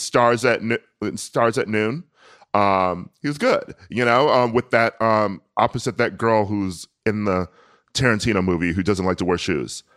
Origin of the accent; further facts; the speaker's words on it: United States; I'm American